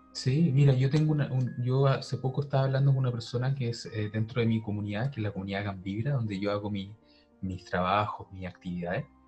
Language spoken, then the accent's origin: Spanish; Santiago, Santiago Metropolitan Region, Chile; yo soy de Santiago